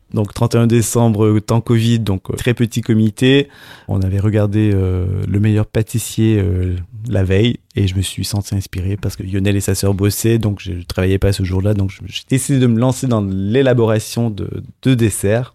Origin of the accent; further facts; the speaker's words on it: Montreal, Quebec, Canada; moved away as an adult; now in Paris, France; Je suis canadien, donc je suis de Montréal.